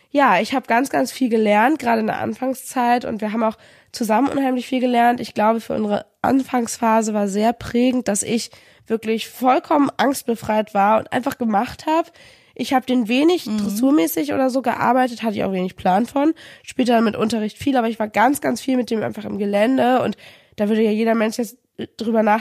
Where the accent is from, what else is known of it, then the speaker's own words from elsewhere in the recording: Kiel, Schleswig-Holstein, Germany; Und 2016 im August bin ich dann mit ihm gemeinsam aus verschiedenen Gründen zurück in meine Heimatstadt nach Kiel gezogen.